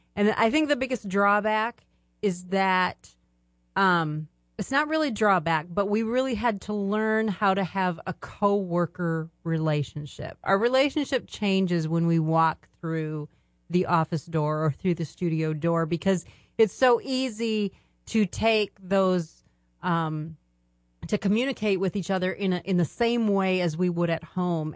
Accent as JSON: {"language": "English", "region": "Minnesota", "country": "United States", "tie": "born or raised there", "also_born_or_lived": "Germany / Alaska / Arizona", "moved": "yes", "lives_now": "Michigan, United States", "said": "We grew up in Minnesota."}